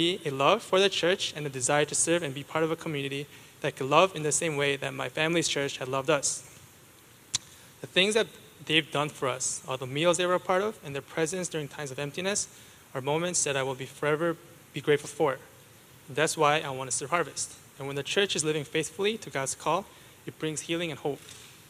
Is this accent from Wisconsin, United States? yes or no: yes; Wisconsin, United States; I am from Wisconsin, not Wisconsin. I do love cheese, but not because I'm a cheesehead